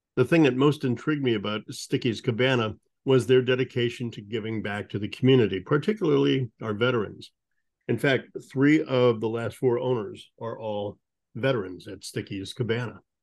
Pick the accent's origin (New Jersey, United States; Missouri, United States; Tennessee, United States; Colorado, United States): Missouri, United States; St. Louis; I grew up in St. Louis